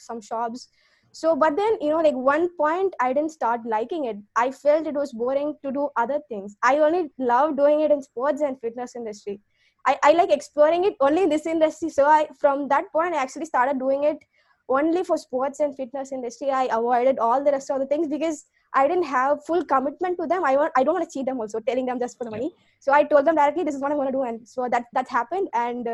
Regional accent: Tamil Nadu, India; now in Chennai, India; I am from Tamil Nadu

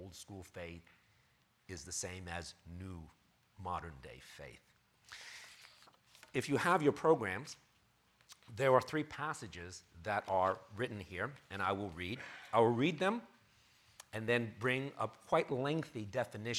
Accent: New York City, New York, United States; moved away as an adult; now in Bay Area, United States; 21 years I've lived in New York City, born and raised New Yorker

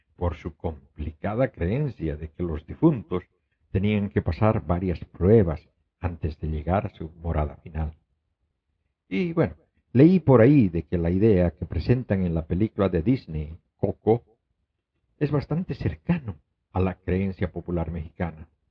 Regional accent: Bolivia; moved away; en mi país natal, Bolivia

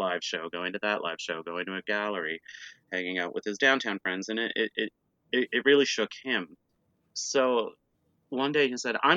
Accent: Cape Breton Island, Nova Scotia, Canada; now in Toronto, Canada; I'm from Cape Breton Island.

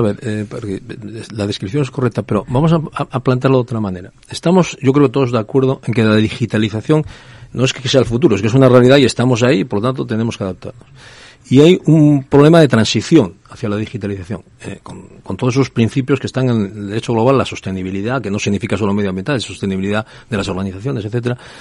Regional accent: northern Spain, Spain; soy del norte de España

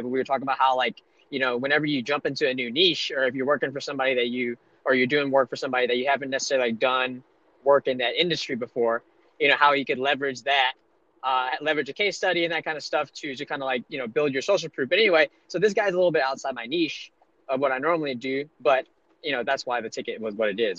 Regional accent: Monroe, Louisiana, United States; moved away; I'm from uh, the redneck part of Louisiana, northeast Louisiana, Monroe

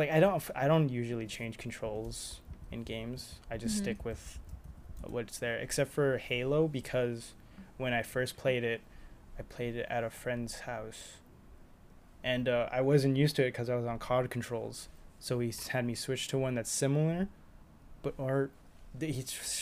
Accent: United States; we're educated Americans

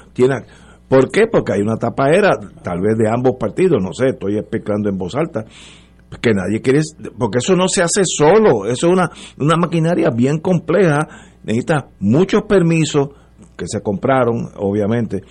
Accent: Puerto Rico; moved away; also born or lived in Brooklyn, New York; como puertorriqueño

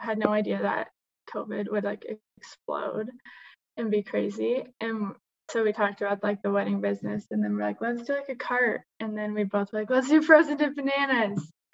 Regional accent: Huntington Beach, California, United States; now in Utah, United States; I grew up in Huntington Beach

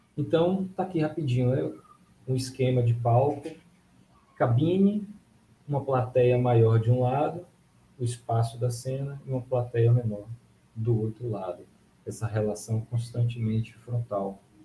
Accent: Bahia, Brazil; para mim também, que sou baiano, essa referência nordestina

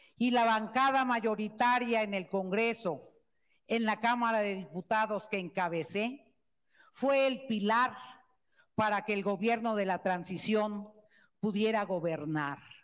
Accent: Tlaxcala, Mexico; por ser tlaxcalteca

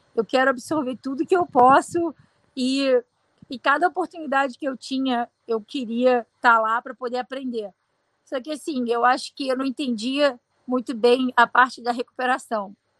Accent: Rio de Janeiro, Brazil; now in United States; eu sou brasileira, sou carioca

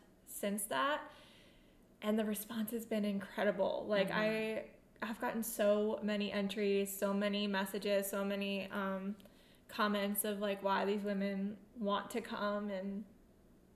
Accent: New York, United States; moved away; also born or lived in Raleigh, North Carolina; I'm originally from New York, but I lived in Raleigh for high school

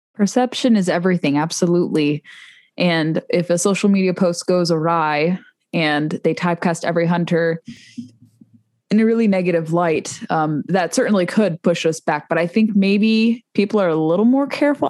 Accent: Southern California, United States; all of us from Southern California. I'm one of those people too.

